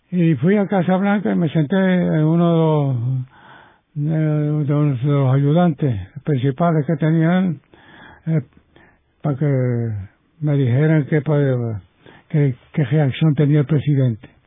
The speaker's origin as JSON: {"language": "Spanish", "country": "Puerto Rico", "said": "Nosotros somos puertorriqueños y somos latinos."}